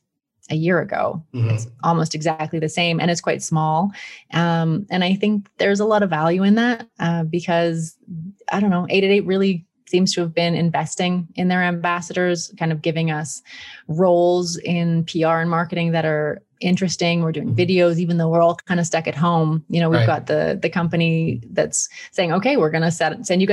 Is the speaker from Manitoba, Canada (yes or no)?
no; Peace River, Alberta, Canada; also born or lived in Brighton, England; now in Italy; I grew up outside of Peace River